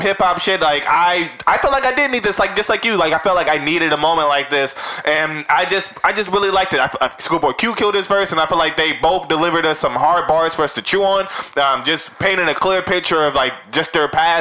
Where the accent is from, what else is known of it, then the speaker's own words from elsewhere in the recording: West Coast, United States; we're from the West Coast